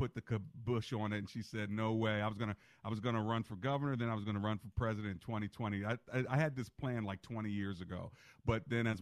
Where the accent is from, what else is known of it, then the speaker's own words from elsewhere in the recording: Hyattsville, Maryland, United States; also born or lived in Beltsville, Maryland; I grew up in Hyattsville for the first 10 years of my life